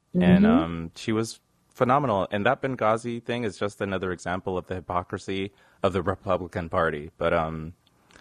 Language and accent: English; Canada; we're Canadian.